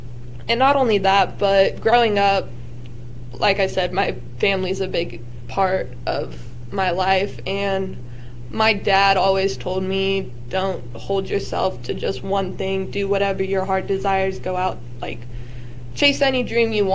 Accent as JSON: {"language": "English", "town": "Gilbert", "region": "Arizona", "country": "United States", "moved": "as an adult", "lives_now": "Kansas, United States", "said": "I'm from Gilbert, Arizona, so I'm not from Kansas"}